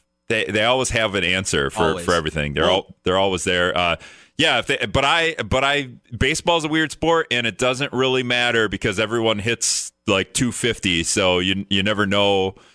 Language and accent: English; Appleton, Wisconsin, United States; But I'm from Appleton, so like I grew up, but I kind of despise Packer fans because we've been spoiled since Brett Favre.